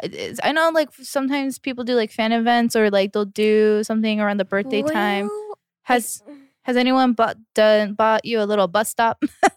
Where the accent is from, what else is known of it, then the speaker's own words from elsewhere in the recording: Alameda, California, United States; So there's two islands. Mm-hmm. It's Bay Farm Island and then Main Island, where I'm from.